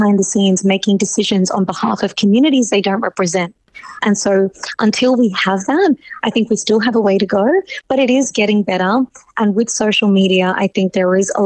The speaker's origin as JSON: {"language": "English", "country": "Australia"}